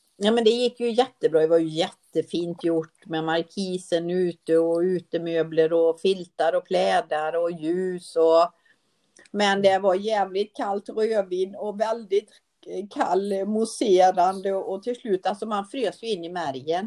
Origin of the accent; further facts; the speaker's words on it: Sweden; jag är född i Sverige